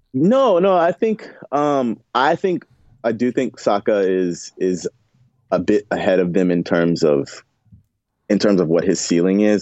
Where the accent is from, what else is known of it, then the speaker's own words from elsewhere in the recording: the South, United States; I'm from the South